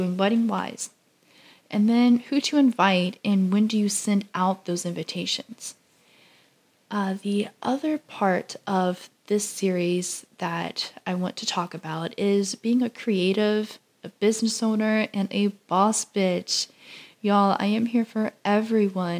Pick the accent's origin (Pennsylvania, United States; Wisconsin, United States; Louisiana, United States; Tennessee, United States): Louisiana, United States; I grew up in Louisiana all of my life